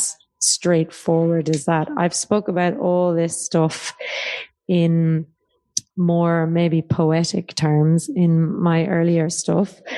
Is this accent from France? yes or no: no; Ireland; now in Australia; And then in Ireland, not really Irish, because I'm not living there, even though I am Irish